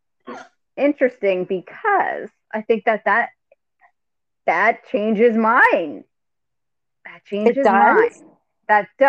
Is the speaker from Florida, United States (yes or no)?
no; New Jersey, United States; We're from Jersey